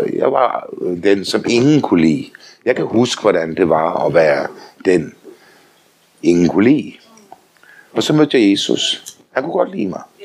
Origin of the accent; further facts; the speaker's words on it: Denmark; also born or lived in Faroe Islands (ancestry); Så er jeg også dansker